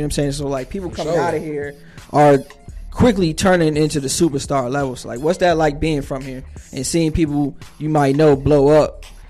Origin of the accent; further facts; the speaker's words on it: Northeast, United States; Because, like, growing up in the Northeast and shit, like, everything pretty much centered around New York City and like bars and.